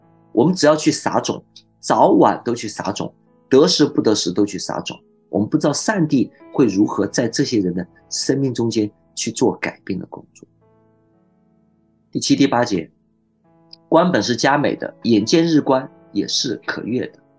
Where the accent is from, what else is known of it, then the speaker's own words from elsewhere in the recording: China; 所以，我们中国人有句呃很有智慧的话，叫做“天有不测风云，人有旦夕祸福”。